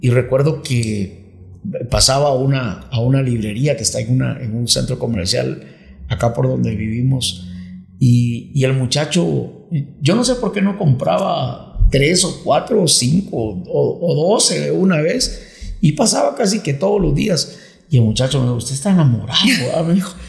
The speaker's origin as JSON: {"language": "Spanish", "country": "Guatemala", "also_born_or_lived": "Miami", "moved": "yes", "said": "los dos somos guatemaltecos"}